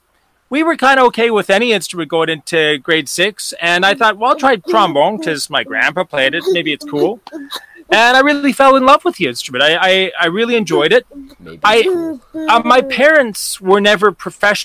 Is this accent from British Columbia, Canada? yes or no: yes; Vancouver Island, British Columbia, Canada; now in Calgary, Canada; I grew up on Vancouver Island, actually, so out on the West Coast